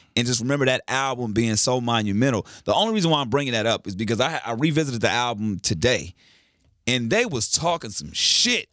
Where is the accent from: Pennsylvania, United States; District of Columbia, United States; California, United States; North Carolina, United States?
California, United States; Carson; I'm from Carson